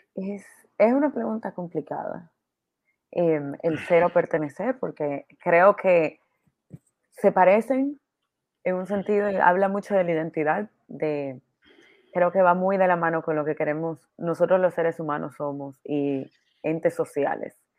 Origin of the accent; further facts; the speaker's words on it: Dominican Republic; de República Dominicana, socia del Club Activo 2030 de Santo Domingo